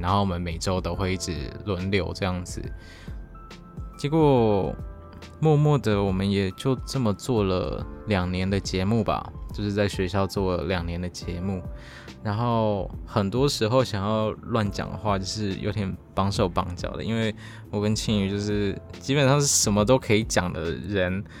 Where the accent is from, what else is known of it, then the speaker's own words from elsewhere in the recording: Taiwan; 除了我们的母语啊，或是台湾的原有的一些语言，像是台语或是客家语